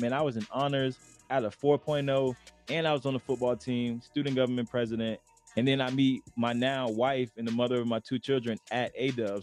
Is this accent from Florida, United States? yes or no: yes; Lakeland, Florida, United States; moved away as an adult; also born or lived in Arizona; now in Denver, United States; I grew up in Lakeland, Florida